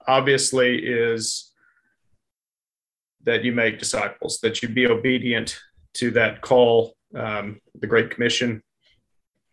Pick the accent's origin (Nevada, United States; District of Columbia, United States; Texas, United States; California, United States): Texas, United States; now in Hot Springs, United States; I'm a Texan